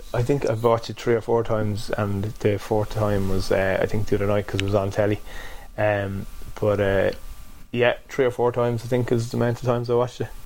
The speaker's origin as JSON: {"language": "English", "town": "Drogheda", "region": "Leinster", "country": "Ireland", "also_born_or_lived": "Limerick", "moved": "as an adult", "said": "I come from Drogheda, which wouldn't be a huge rugby town"}